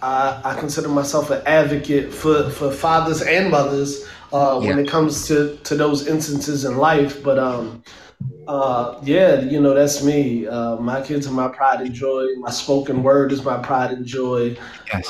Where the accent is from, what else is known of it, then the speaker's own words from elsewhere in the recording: Philadelphia, Pennsylvania, United States; I'm from Philadelphia.